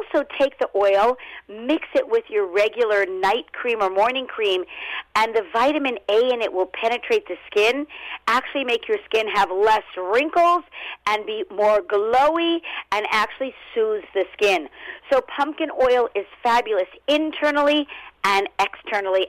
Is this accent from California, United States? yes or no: yes; Los Angeles, California, United States; also born or lived in Brooklyn, New York; now in New York, United States; originally, I'm from Los Angeles, born and raised, but I was transplanted to New York.